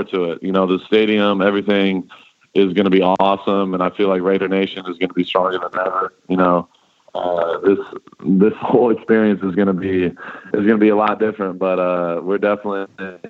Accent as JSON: {"language": "English", "town": "Dallas", "region": "Texas", "country": "United States", "moved": "yes", "said": "And I'm a Dallas boy. I'm from Dallas."}